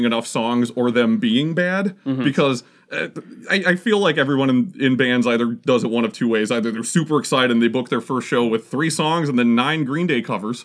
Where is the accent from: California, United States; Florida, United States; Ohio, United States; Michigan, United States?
Michigan, United States; St. Clair Shores; also born or lived in Port Huron, Michigan; I'm from St. Clair Shores